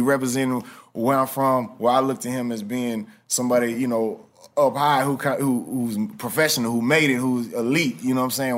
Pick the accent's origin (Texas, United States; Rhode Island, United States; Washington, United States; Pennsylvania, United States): Texas, United States; Houston; growing up in Houston